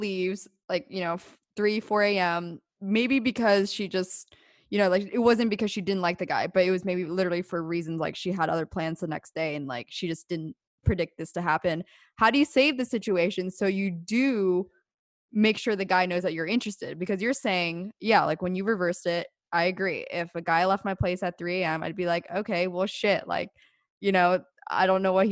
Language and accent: English; Pennsylvania, United States